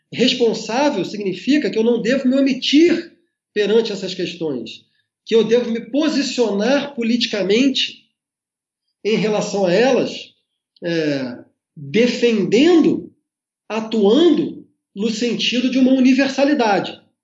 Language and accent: Portuguese; Brazil; nós, enquanto brasileiros